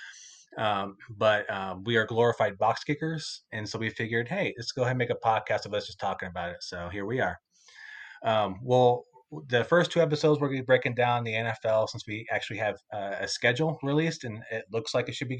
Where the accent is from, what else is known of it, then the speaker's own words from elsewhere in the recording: Indiana, United States; growing up in Indiana, basketball is the main sport there